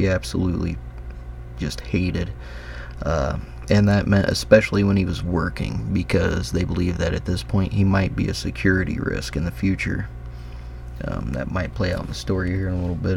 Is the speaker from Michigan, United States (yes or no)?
no; Indiana, United States; my home state of Indiana